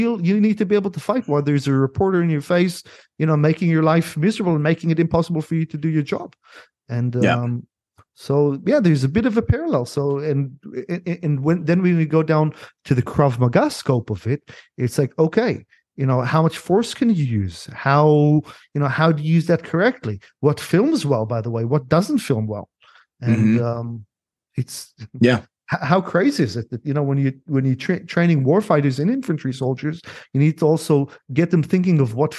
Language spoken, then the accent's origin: English; San Diego, California, United States; So I grew up, so as a kid, I grew up in San Diego for quite a few years.